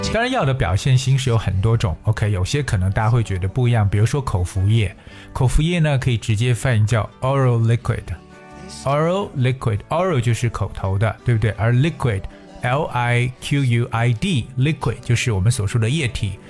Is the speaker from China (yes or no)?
yes; China; 在我们中国人的眼中呢